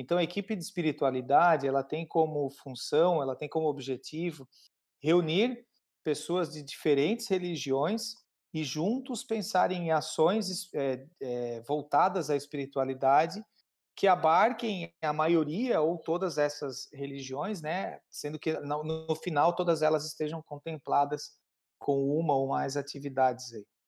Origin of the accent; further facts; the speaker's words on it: Criciúma, Santa Catarina, Brazil; Eu sou de Criciúma, Santa Catarina